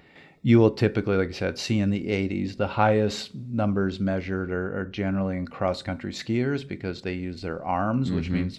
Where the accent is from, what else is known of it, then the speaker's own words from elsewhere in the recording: Canada; First of all, as a Canadian, kudos for commuting in Calgary, particularly if you're doing that in the winter.